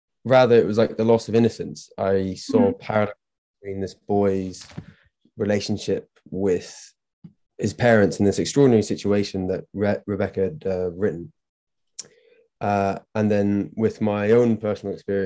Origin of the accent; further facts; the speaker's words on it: Scotland, United Kingdom; moved away as an adult; also born or lived in Glasgow; now in London, United Kingdom; I'm from Scotland, but I live there and work there